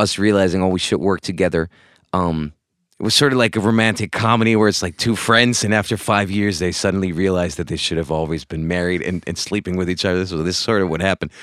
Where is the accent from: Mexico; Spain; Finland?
Spain; moved away as an adult; also born or lived in Hamburg, Germany / London, United Kingdom; I was born in Hamburg, Germany, grew up in Spain.